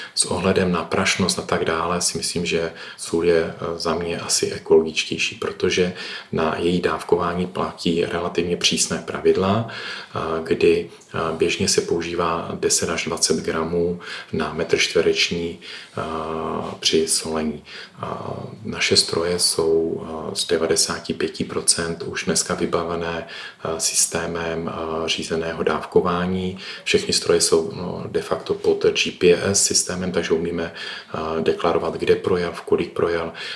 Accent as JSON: {"language": "Czech", "town": "Ostrava", "region": "Moravian-Silesian Region", "country": "Czechia", "said": "jsem z Ostravy"}